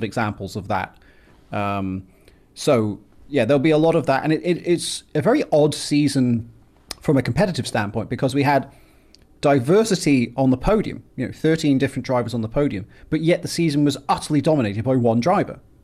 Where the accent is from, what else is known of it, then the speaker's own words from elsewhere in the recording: England, United Kingdom; now in United States; I was born in England and I live in America